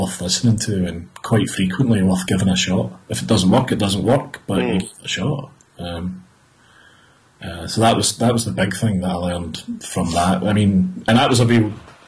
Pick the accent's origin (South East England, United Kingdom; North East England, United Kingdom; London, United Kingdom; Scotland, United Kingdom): Scotland, United Kingdom; Glasgow; come from Glasgow